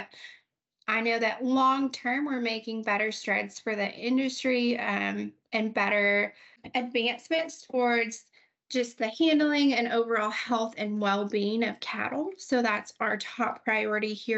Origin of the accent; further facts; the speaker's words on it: New Mexico, United States; moved away as an adult; now in Amarillo, United States; growing up in New Mexico, we don't have a huge ag sector